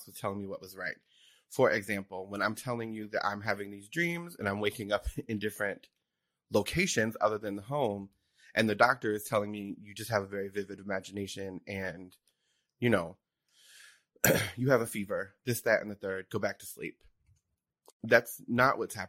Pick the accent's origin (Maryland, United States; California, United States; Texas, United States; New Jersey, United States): New Jersey, United States; I grew up in Jersey. I'm from South Jersey.